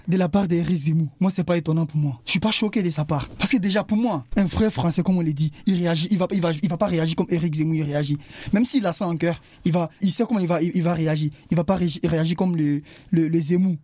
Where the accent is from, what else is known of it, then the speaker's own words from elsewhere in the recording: Côte d’Ivoire; moved away; Chez moi, en Côte d'Ivoire